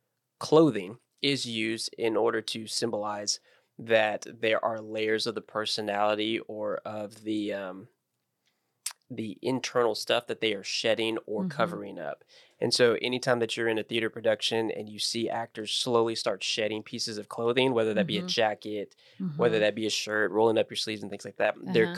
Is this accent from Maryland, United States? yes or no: no; Beeville, Texas, United States; Uh-huh. More realistic. It's a Beeville, Texas.